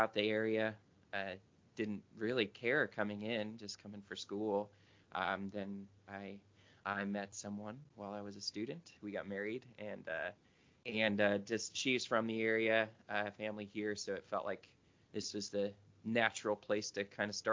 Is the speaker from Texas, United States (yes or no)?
no; Pontiac, Michigan, United States; moved away as an adult; also born or lived in Detroit, Michigan; I'm from the Detroit area. So grew up in a big town. We moved out from closer to downtown when I was like four to the city of Pontiac